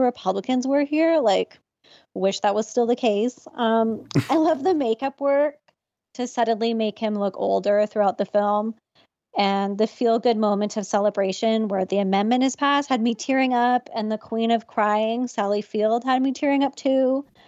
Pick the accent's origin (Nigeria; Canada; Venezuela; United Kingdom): Canada; as a Canadian